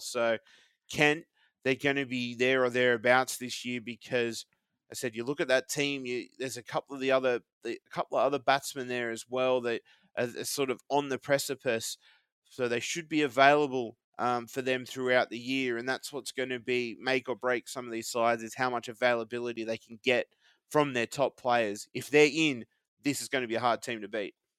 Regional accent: Australia; being Aussie

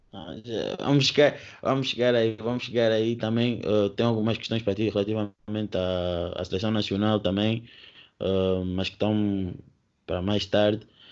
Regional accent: Angola; eu também sou angolano

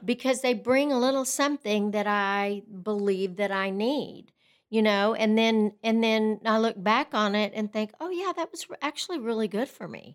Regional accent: Lubbock, Texas, United States; also born or lived in Brownfield, Texas; I grew up in Brownfield, Texas, which is a little town about thirty miles outside of Lubbock, and my father owned the newspaper there, and when I was in fifth grade, we, he sold the newspaper, and we moved to Lubbock

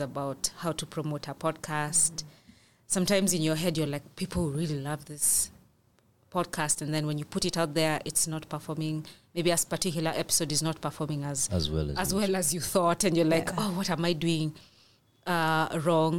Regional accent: Kenya; we as Kenyans

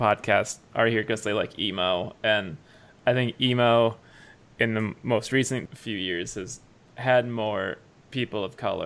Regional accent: Midwest, United States; I grew up in the Midwest

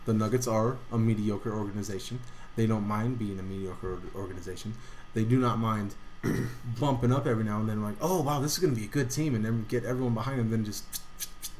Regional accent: Denver, Colorado, United States; We're from Denver.

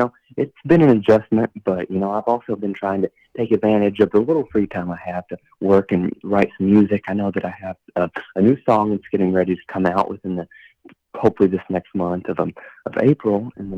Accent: Somerset, Kentucky, United States; So I've been born and raised in Somerset, Kentucky, which is about 2.5 hours away from Nashville.

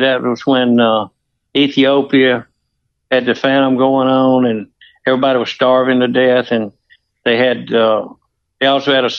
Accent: Mississippi, United States; I was from Mississippi

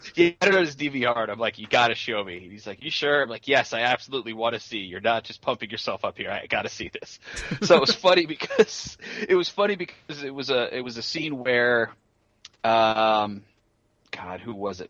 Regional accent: Marin County, California, United States; Marin County, where I went to high school.

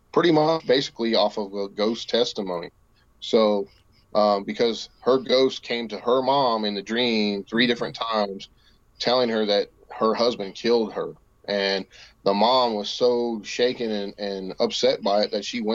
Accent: West Virginia, United States; here in the Mountain State, my home state of West Virginia

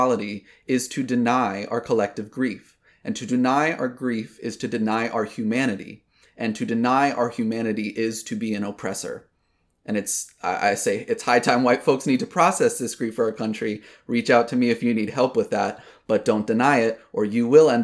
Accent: Virginia, United States; also born or lived in Atlanta, Georgia; I was born in Atlanta, Georgia, but I lived most of my life in Virginia, down by Yorktown, Jamestown area

